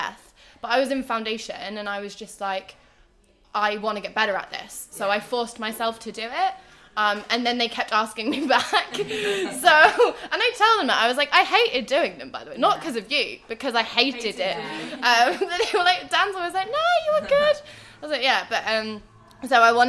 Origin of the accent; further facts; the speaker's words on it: Oxford, South East England, United Kingdom; moved away as an adult; now in Liverpool, United Kingdom; I grew up in Oxford, but I've been living in Liverpool for the past 4 years, and I'm staying here